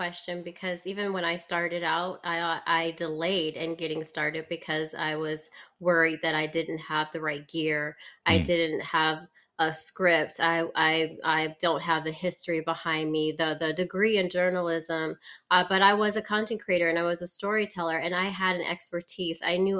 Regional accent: Las Vegas, Nevada, United States; also born or lived in Detroit, United States; I'm live in Las Vegas, but I was born in Detroit, Michigan, raised here in Vegas, went to college here at UNLV.

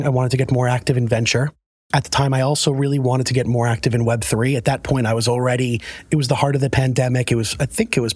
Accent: New York City, New York, United States; moved away as an adult; now in Connecticut, United States; I'm a New Yorker through and through. I lived in New York my entire life

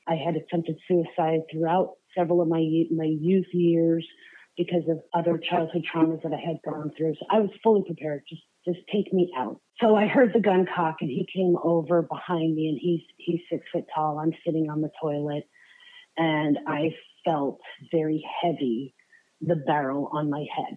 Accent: Allentown, Pennsylvania, United States; moved away as an adult; also born or lived in Florida; now in Knoxville, United States; I spent 26 years in um, Pennsylvania, just outside of Philly, Allentown

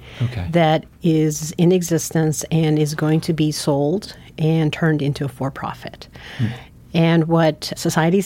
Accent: San Francisco, California, United States; also born or lived in Guatemala; now in Montana, United States; I actually grew up in San Francisco. I was born in Guatemala, and when I was 6 months old, my parents decided to move to the United States, and San Francisco became our home

